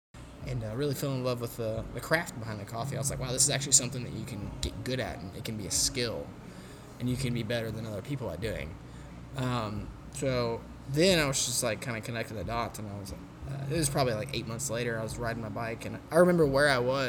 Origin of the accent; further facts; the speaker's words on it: Bologna, Emilia-Romagna, Italy; you know, I'm from Bologna, and, you know, went to college in Conway, Arkansas